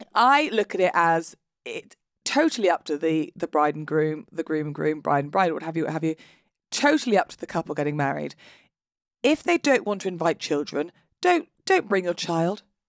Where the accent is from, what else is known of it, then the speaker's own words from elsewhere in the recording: United Kingdom; we're British. We're British, and therefore we are not going to talk about our emotions out loud